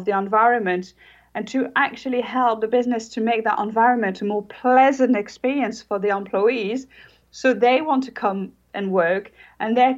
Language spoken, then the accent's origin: English; France; now in Jersey; I am actually French.